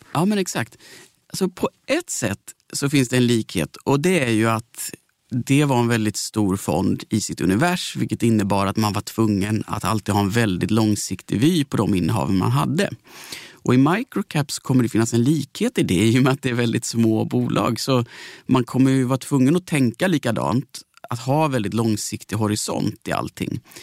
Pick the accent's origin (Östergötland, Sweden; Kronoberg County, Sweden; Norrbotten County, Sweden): Kronoberg County, Sweden; Växjö; Jag kommer från Växjö